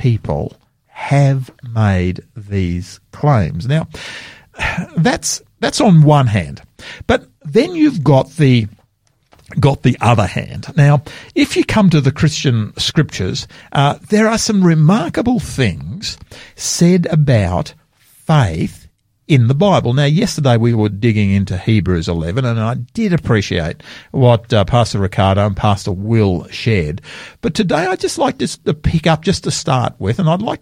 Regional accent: Sydney, New South Wales, Australia; now in South Australia, Australia; I grew up in Sydney as a young man over there

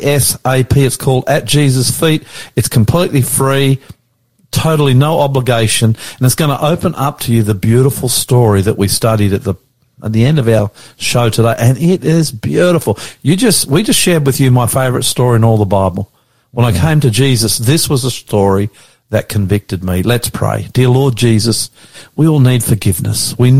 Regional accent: Australia; I'm the Aussie pastor and I love you.

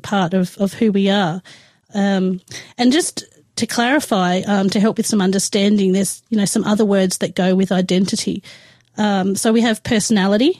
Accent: Adelaide, South Australia, Australia; moved away as an adult; I grew up in Adelaide. Until I was 18 years old

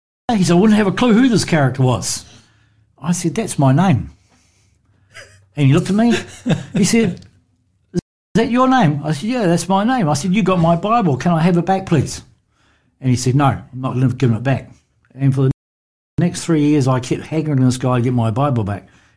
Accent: New Zealand; accent: Kiwi; moved away as an adult; now in Australia; you can tell by my accent that I'm a Kiwi

